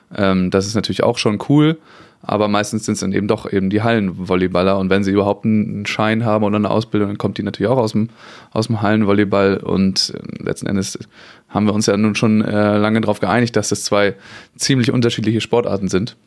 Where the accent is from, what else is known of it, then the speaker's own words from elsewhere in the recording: Kiel, Schleswig-Holstein, Germany; ich komme ja nun mal aus Kiel